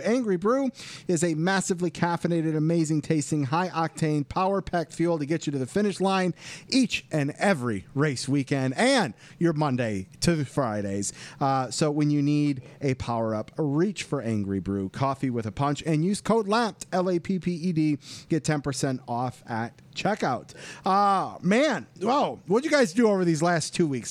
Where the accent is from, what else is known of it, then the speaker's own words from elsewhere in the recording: Michigan, United States; my hometown track